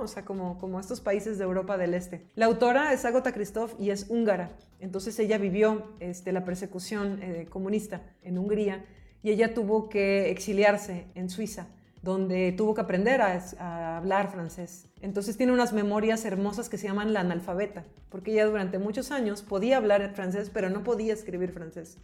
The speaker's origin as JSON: {"language": "Spanish", "country": "Mexico", "tie": "born or raised there", "said": "nací en México"}